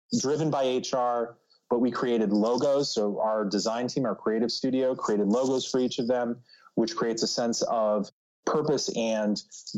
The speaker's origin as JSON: {"language": "English", "town": "Cleveland", "region": "Ohio", "country": "United States", "also_born_or_lived": "New York City", "moved": "as an adult", "lives_now": "New Jersey, United States", "said": "as a Midwesterner, I recently relocated from the Cleveland, Ohio area to New York City and then to New Jersey"}